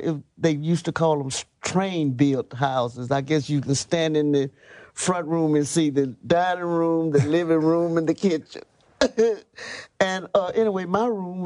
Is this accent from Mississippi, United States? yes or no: yes; Jackson, Mississippi, United States; I was born on Monument Street, really, right at the Vardot.